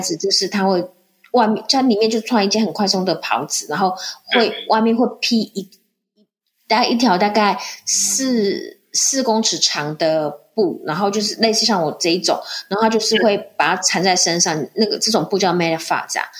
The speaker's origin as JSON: {"language": "Chinese", "country": "Taiwan", "moved": "as an adult", "lives_now": "Morocco", "said": "我们在台湾"}